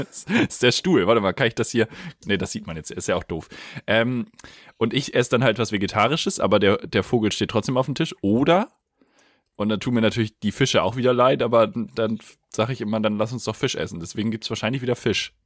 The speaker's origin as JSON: {"language": "German", "country": "Germany", "said": "als Deutscher"}